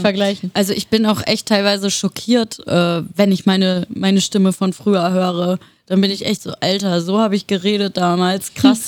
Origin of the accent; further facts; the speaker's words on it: Würzburg, Bavaria, Germany; moved away as an adult; also born or lived in Wiesbaden, Hesse; now in Berlin, Germany; Ich habe zehn Jahre in Hessen gewohnt, in der Nähe von Wiesbaden. Also ich bin auch in Wiesbaden geboren. Und äh, die anderen zehn Jahre meines Lebens habe ich dann in Würzburg in Bayern verbracht